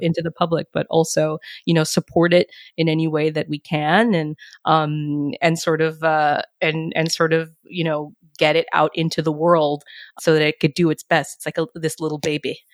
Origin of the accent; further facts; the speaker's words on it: New York City, New York, United States; moved away as an adult; now in Sweden; I'm from New York City